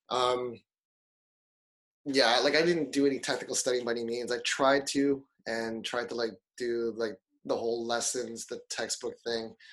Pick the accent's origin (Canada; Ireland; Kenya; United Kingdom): Canada; Toronto, Ontario; now in Japan; So like we had met back in Canada. Um, I was coming from Toronto, obviously.